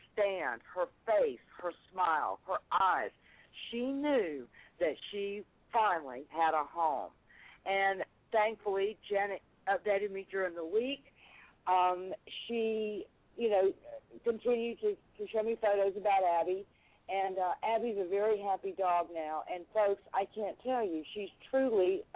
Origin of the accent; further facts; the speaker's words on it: North Carolina, United States; moved away; my hometown up in North Carolina